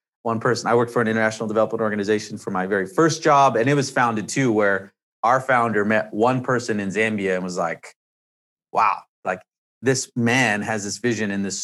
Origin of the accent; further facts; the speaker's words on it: Canada; I'm from Canada